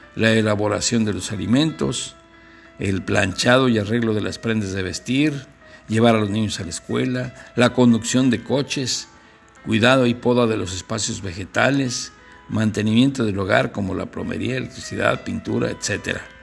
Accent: Guanajuato, Mexico; de mi tierra allá de Guanajuato

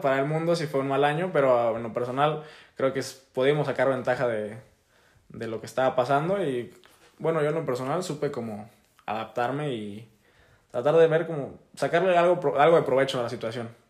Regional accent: Tamaulipas, Mexico; yo soy de Tamaulipas, tengo 18 años

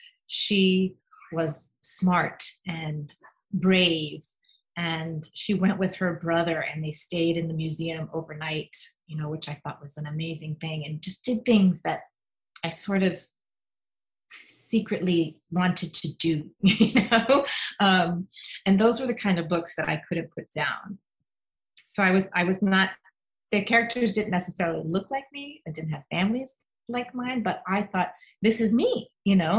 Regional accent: New York City, New York, United States; We grew up in Queens

